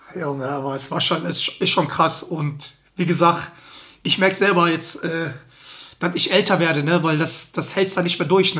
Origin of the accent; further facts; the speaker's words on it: Germany; bei uns in Deutschland